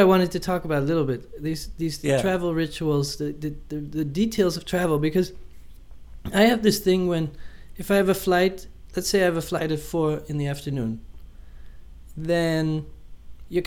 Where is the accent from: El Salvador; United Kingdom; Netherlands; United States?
Netherlands; Amsterdam, North Holland; moved away as an adult; it's my hometown